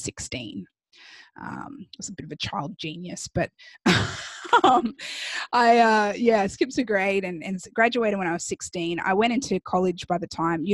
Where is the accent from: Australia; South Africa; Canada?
Australia; moved away as an adult; also born or lived in Chicago, United States; now in Miami, United States; me growing up in Australia